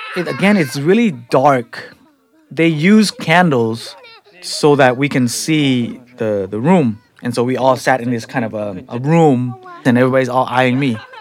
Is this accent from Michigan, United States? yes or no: no; San Francisco, California, United States; also born or lived in Cambodia; I'm a guy from the Tenderloin